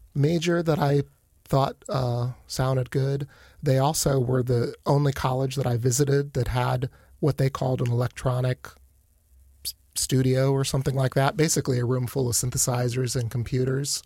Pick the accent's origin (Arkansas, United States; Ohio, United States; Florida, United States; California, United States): Ohio, United States; Akron; moved away as an adult; also born or lived in Canton, Ohio; now in Warsaw, Indiana, United States; I grew up in Akron.